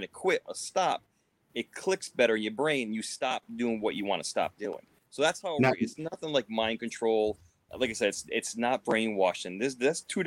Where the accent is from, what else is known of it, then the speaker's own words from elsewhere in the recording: Cumberland, Rhode Island, United States; I'm in my hometown. Yep, Cumberland